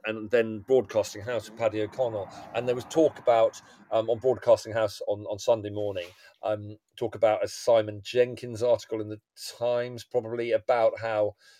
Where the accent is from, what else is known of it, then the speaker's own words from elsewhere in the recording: England, United Kingdom; it's complicated being being English or being British